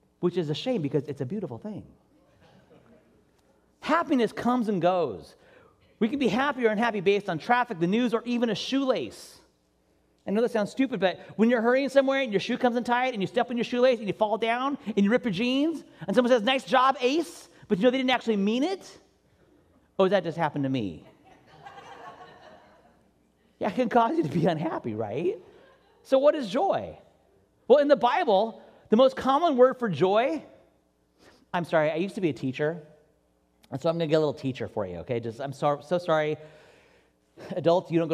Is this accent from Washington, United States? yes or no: yes; Washington, United States; now in California, United States; I'm originally from Washington State, where it rains all the time.